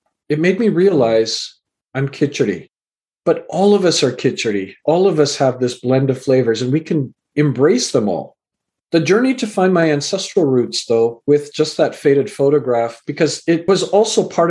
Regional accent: Canada; also born or lived in England; I was born in England and raised in Canada

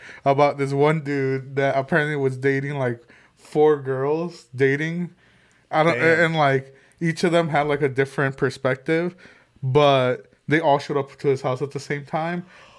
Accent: England, United Kingdom; No, I'm English.

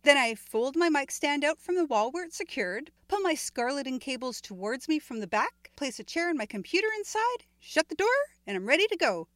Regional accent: Canada; my home country

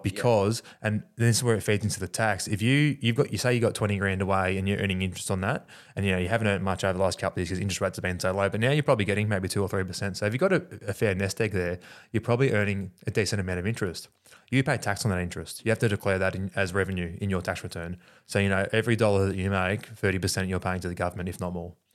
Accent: Australia; us being Australian

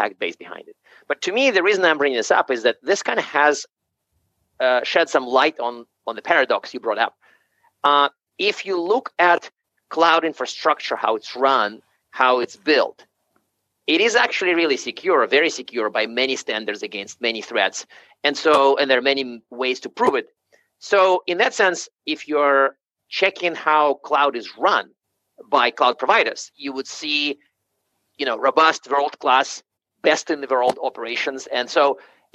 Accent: Siberia, Russia; moved away; I was actually born in Siberia

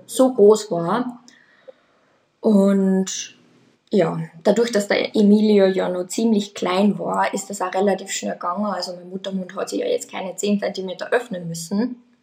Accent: Austria; ich komme aus Österreich

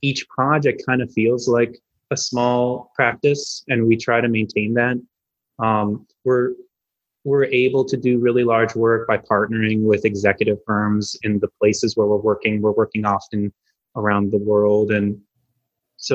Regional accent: Bloomfield Hills, Michigan, United States; moved away as an adult; also born or lived in Los Angeles; I grew up outside of Detroit in a place called Bloomfield Hills, about 40 minutes outside the city

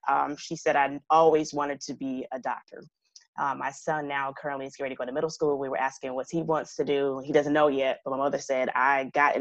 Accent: Michigan, United States; moved away as an adult; also born or lived in New Orleans, Louisiana / Elkins Park, Pennsylvania; now in Atlanta, United States; I'm from Michigan

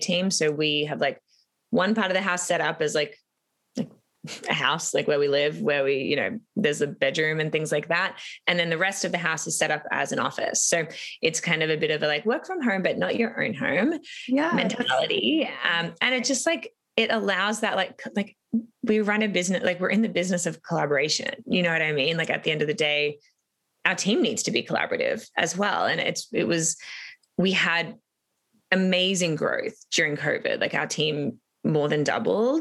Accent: Melbourne, Victoria, Australia; moved away as an adult; now in Toronto, Canada; I'm from Australia. So I had moved almost 8 years ago now, which is like blows my mind crazy. But I had moved to Toronto from Melbourne

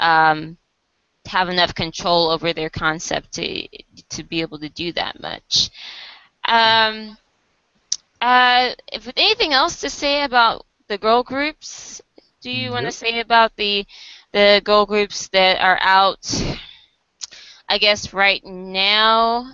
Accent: United States; as an American

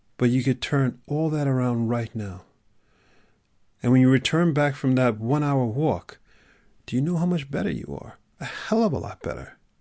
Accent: New York City, New York, United States; I grew up in New York City

